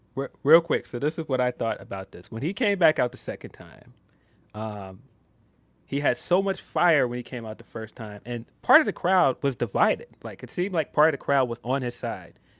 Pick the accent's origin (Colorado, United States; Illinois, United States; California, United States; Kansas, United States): Illinois, United States; Chicago; I love Chicago with my whole heart. Um, come on, man. Bulls fan, everything about Chicago. I am a Chicagoan